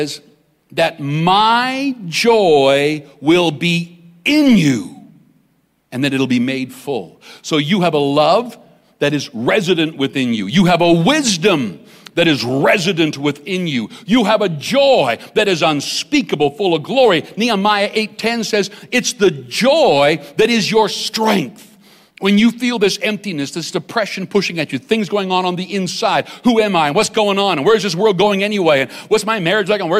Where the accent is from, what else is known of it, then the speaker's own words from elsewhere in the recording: Weldon, Saskatchewan, Canada; I grew up in Saskatchewan, a little place called Weldon, Saskatchewan.